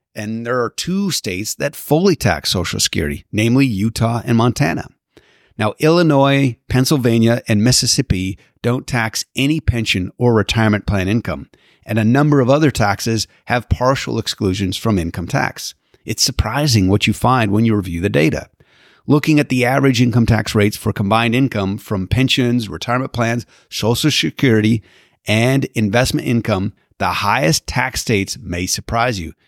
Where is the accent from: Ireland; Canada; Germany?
Canada; now in Southern California, United States; growing up in Canada